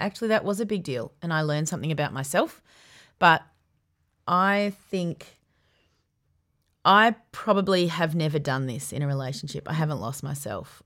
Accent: Yarra Valley, Victoria, Australia; Growing up in the Yarra Valley

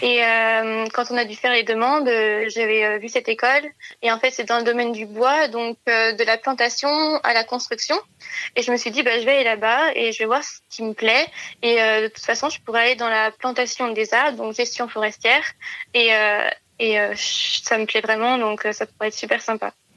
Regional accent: near Lyon, Auvergne-Rhône-Alpes, France; Je suis partie de chez moi après j'ai eu mon bac, puisque j'ai fait euh, deux ans de prépa euh, dans une grande ville à côté de chez moi, à Lyon.

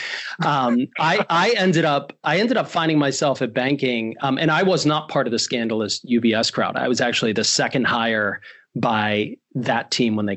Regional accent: Pittsburgh, Pennsylvania, United States; I'm from Pittsburgh, born and raised

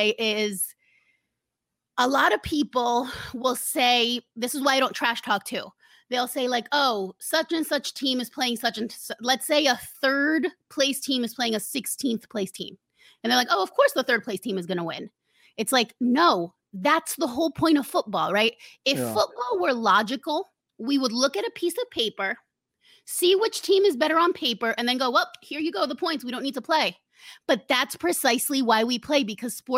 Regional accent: Argentina; also born or lived in Uruguay; I'm also from Argentina.

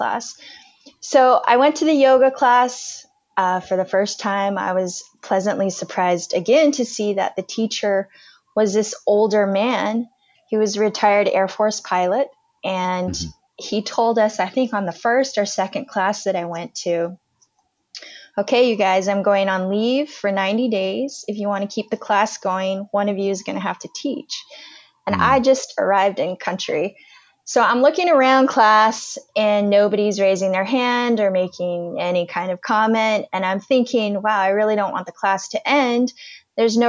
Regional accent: United States; also born or lived in Afghanistan; I'm American.

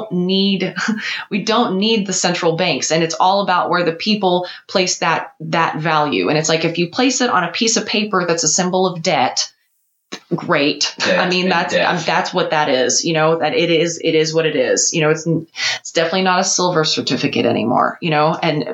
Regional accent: United States; as an American

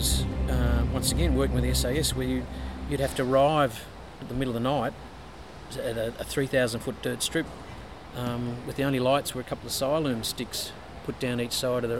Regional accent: Queensland, Australia; also born or lived in Perth / New South Wales / South Australia / ACT; I was born into an Air Force family, so I was born in Perth, but moved away when I was three. Moved around New South Wales, South Australia, Queensland, ACT, in the whole time I did my schooling and education. So I regard Queensland as home

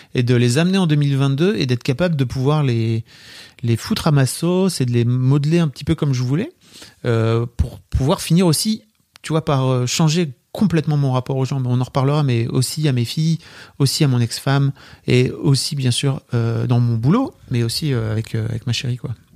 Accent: Paris, Île-de-France, France; on est parisien

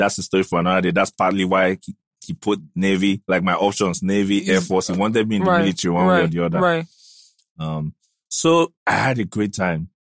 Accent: the East, eastern Nigeria, Nigeria; also born or lived in Adamawa State / Aba / Port Harcourt; But I grew up in the East, so I speak Igbo.

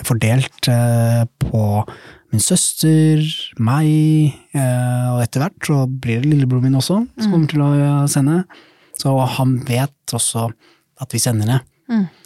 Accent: Somalia; now in Norway; Jeg husker jo Eller ja, være hjemme i Somalia.

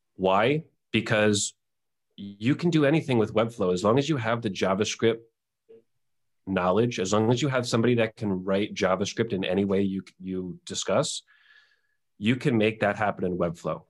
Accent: New York, United States; moved away as an adult; now in Mexico; I am born and bred in New York. Grew up there my whole life

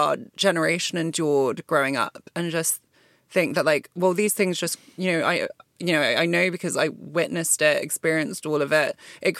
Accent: Hong Kong; moved away as an adult; also born or lived in Malaysia; now in United Kingdom; because I didn't grow up in the UK, I grew up in Hong Kong and Malaysia, and so my diet of television was, like, more American reality TV.

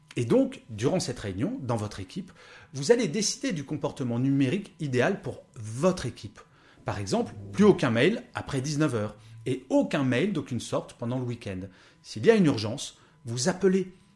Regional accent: France; born or raised there

